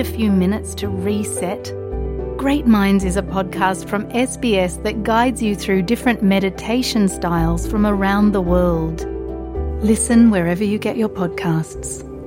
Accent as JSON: {"language": "English", "country": "Singapore", "moved": "yes", "lives_now": "Australia", "said": "I come from Singapore"}